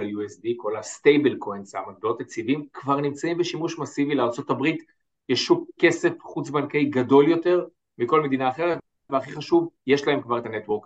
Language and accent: Hebrew; Israel